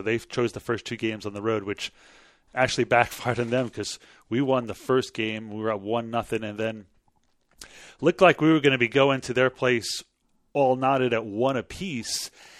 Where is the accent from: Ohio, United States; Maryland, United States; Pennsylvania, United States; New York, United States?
New York, United States; Long Island; moved away as an adult; now in Texas, United States; I'm from Long Island. That's where I was born and raised and grew up most of my life.